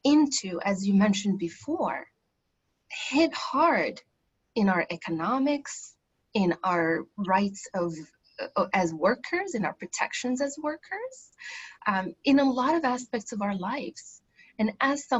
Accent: Morocco; now in United States; I grew up in Morocco

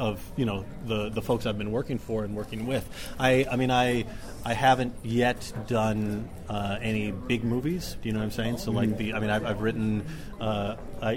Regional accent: Dallas, Texas, United States; also born or lived in Oxford; I grew up in Dallas as a kid

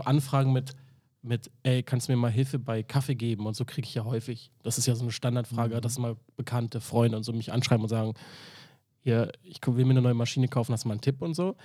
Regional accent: Berlin, Germany; ich bin in Charlottenburg groß geworden

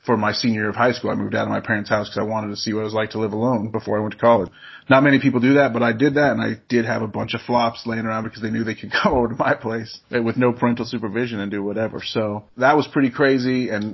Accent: Ogden, Utah, United States; a teenager in Utah who was growing up in Ogden, Utah

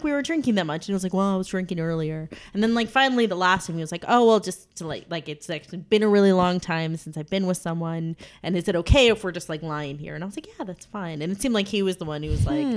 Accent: Vermont, United States; moved away as an adult; now in New York City, United States; growing up in Vermont, I never got a license

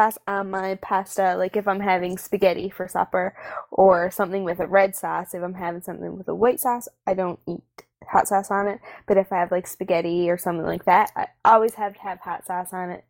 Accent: Newfoundland and Labrador, Canada; I'm from Newfoundland

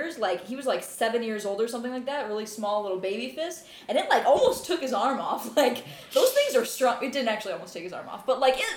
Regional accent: Illinois, United States; I grew up in the Quad City area, one of the really small Illinois towns

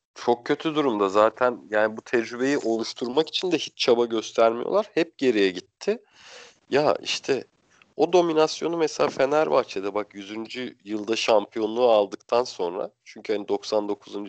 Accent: Bursa, Turkey; ben Bursalıyım normalde.

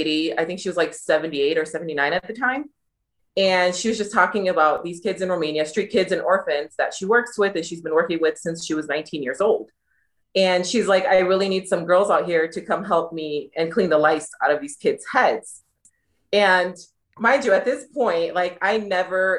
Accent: Detroit, Michigan, United States; moved away as an adult; now in Uganda; I am from Detroit, Michigan, born and raised

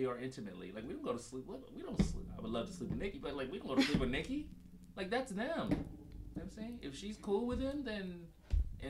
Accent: Los Angeles, California, United States; From Los Angeles, born and raised

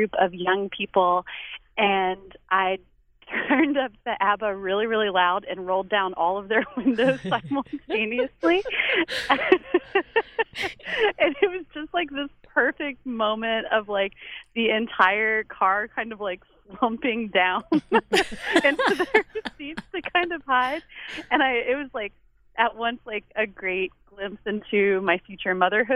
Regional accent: Richmond, Virginia, United States; now in Whitesburg, United States; I'm from Richmond, Virginia

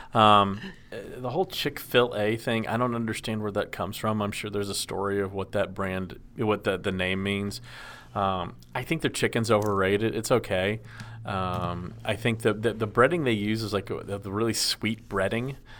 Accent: Dallas, Texas, United States; I grew up in Dallas, which is right in Tornado Alley as well

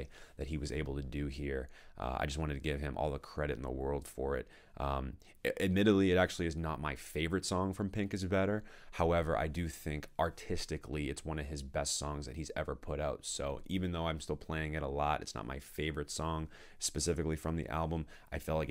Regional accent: Danvers, Massachusetts, United States; I'm originally from Danvers, so like I really am very familiar with that area

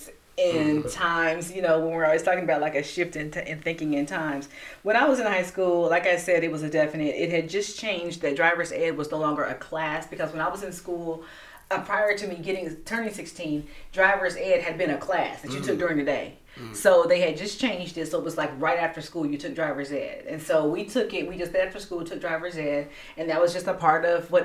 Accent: United States; as an American culture

